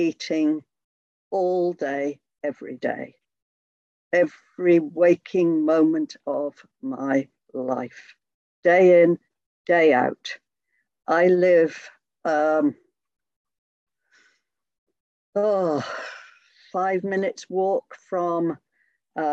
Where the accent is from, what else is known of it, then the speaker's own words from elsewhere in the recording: Hereford, West Midlands, United Kingdom; I'm from Hereford in the UK. And for those of you that don't know, Hereford is right over on the west of England, almost bang slap on the Welsh border